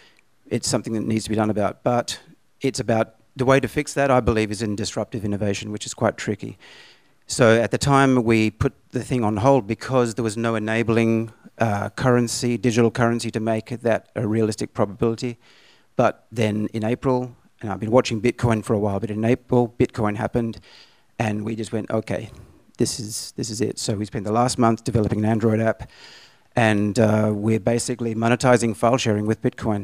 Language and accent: English; Australia; I'm from Australia.